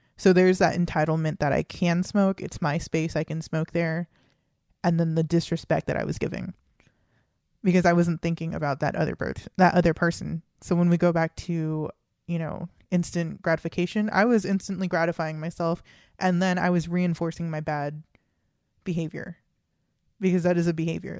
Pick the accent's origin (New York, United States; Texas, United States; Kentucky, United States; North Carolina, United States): Texas, United States; we're two kids from Texas